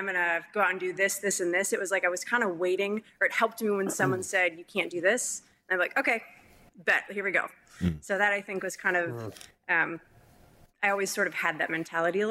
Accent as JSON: {"language": "English", "region": "Minnesota", "country": "United States", "also_born_or_lived": "California", "moved": "as an adult", "said": "I'm from Minnesota. I was in California. I'm really far away from my family"}